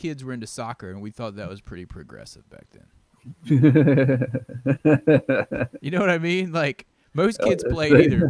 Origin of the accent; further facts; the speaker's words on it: Virginia Beach, Virginia, United States; moved away as an adult; now in Kentucky, United States; yeah, I'm from Virginia Beach.